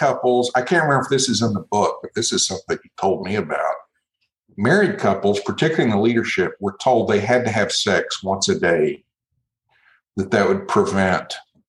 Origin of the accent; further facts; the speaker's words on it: Brazil; I grew up in Brazil, and the word culto is the word for worship.